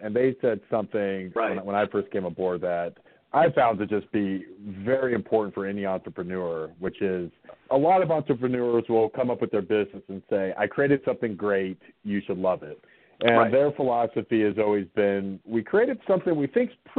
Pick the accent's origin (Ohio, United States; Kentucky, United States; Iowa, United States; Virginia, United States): Virginia, United States; Southwest; I grew up in Southwest Virginia, farming area.